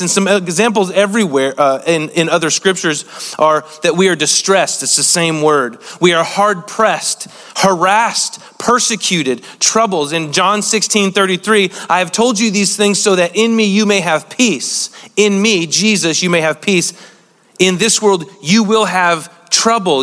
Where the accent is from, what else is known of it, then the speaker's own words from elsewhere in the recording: United States; being an American